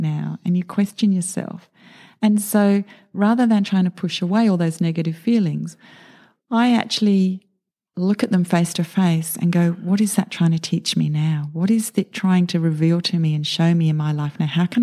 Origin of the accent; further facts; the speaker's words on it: United Kingdom; moved away; I was born in the UK into a really average suburban existence.